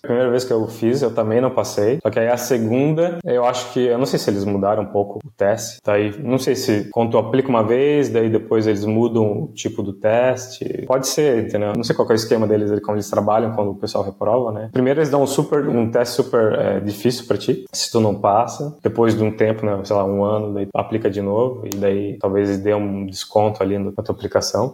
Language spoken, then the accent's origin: Portuguese; Brazil; also born or lived in Liverpool, England; eu sempre deixo que eu sou do Brasil ali no meu LinkedIn